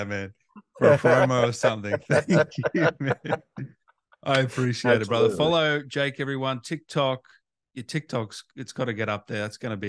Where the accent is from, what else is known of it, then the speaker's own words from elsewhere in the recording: Sydney, New South Wales, Australia; now in Melbourne, Australia; I was born in Sydney.